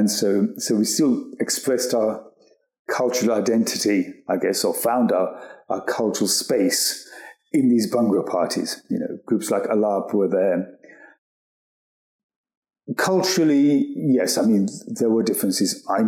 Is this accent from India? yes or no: yes; India; born there; I am culturally an Indian person. I was born in India, born into a Hindu Brahmin family.